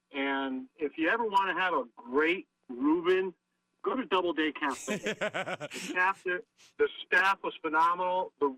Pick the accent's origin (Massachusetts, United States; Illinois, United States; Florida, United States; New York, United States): New York, United States; Schenectady; moved away; I'm originally from Schenectady, New York